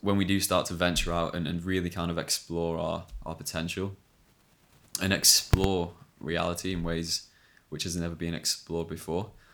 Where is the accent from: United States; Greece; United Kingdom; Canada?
United Kingdom; England; we're English